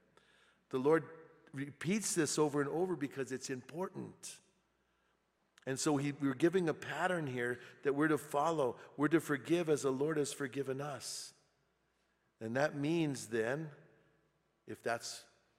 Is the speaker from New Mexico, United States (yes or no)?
yes; Bernalillo, New Mexico, United States; moved away; I went back to my hometown, and I was hanging out in my hometown, and I went to the Circle K there in Bernalillo